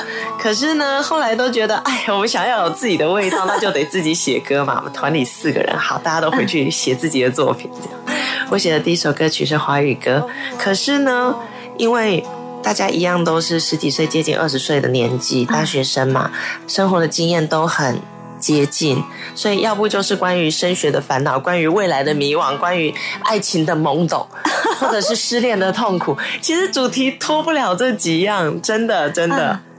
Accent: Sanwan, Miaoli County, Taiwan; first language Hakka; Chinese is a second language; 我的老家是在苗栗县三湾乡内湾村。那三湾内湾这个有水湾的地方，嗯。因为旁边就有一条河叫中港溪

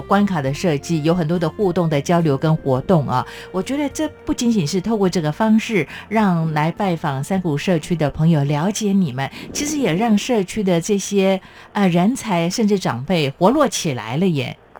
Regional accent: Chiayi, Taiwan; moved away; 像我的老家在嘉义，我们就是以这个农业为主

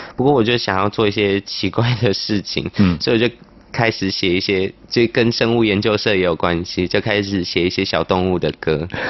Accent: Tainan, Taiwan; moved away as an adult; also born or lived in Palau; now in Taipei, Taiwan; 我是在柏流出生，嗯。在台南长大，在台北读书，在台北工作生活

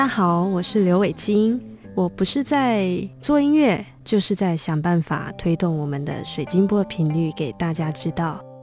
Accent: Taiwan; 我们台湾人

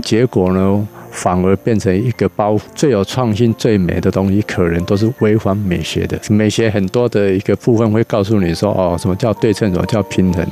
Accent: Keelung, Taiwan; also born or lived in New York; 因为小时候在基隆长大

